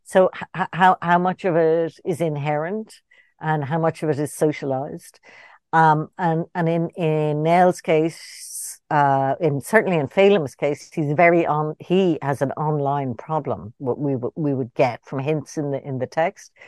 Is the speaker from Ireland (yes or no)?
yes; Ireland; born or raised there